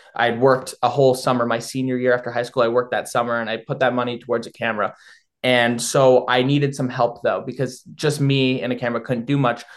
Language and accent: English; Thornhill, Ontario, Canada; moved away as an adult; now in London, Canada; I grew up in York Region. I was uh, was born and raised in a small town called Thornhill, I now go to school in London